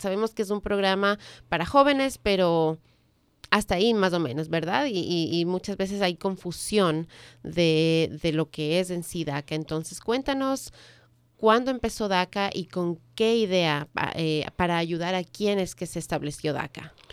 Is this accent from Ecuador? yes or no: yes; Ecuador; now in United States; soy del Ecuador